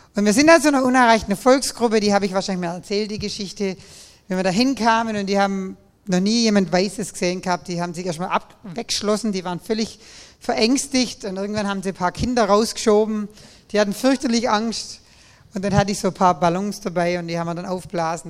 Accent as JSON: {"language": "German", "town": "Nagold", "region": "Baden-Württemberg", "country": "Germany", "said": "an meiner Konfirmation in dieser Kirche da bei uns in Nagold, meiner lutherischen Landeskirche"}